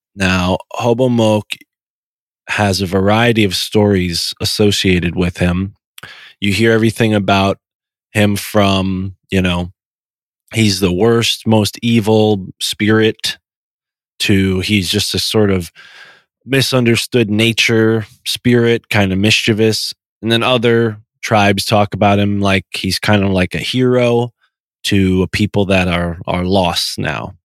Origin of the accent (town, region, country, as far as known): Connecticut, United States; born or raised there